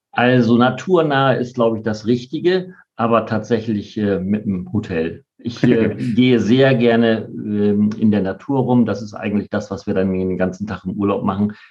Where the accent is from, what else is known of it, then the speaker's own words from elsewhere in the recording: Bremen, Germany; was macht für dich Bremen aus? Also altmodischer Begriff, das ist meine Heimat tatsächlich. Mhm. Ich fühle mich total wohl hier.